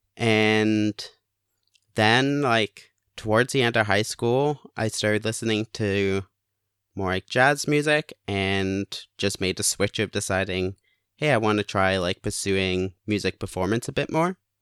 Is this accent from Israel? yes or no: no; Canada; also born or lived in England; now in Hamilton, Canada; moved to Canada. I was born in England.